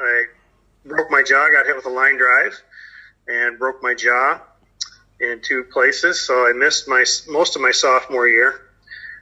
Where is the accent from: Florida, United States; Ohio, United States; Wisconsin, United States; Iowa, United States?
Iowa, United States; Creston; I grew up in Creston, Iowa, which is southwest Iowa